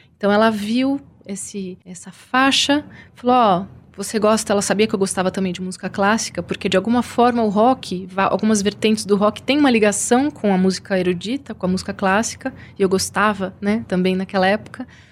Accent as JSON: {"language": "Portuguese", "town": "São Bernardo do Campo", "region": "São Paulo", "country": "Brazil", "said": "eu sou de São Bernardo."}